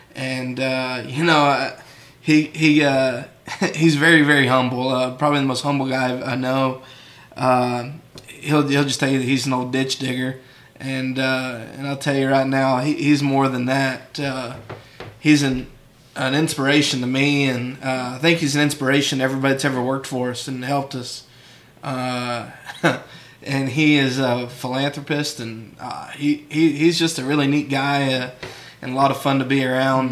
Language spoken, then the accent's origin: English; San Angelo, Texas, United States; born and raised in San Angelo